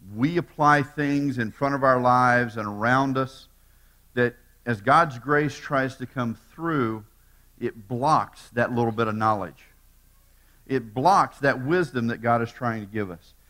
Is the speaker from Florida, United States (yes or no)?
yes; Tampa, Florida, United States; born and raised in Tampa